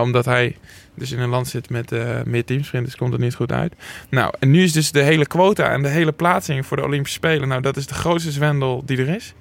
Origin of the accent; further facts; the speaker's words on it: Schalkwijk, Utrecht, Netherlands; ik kom dus uit Schalkwijk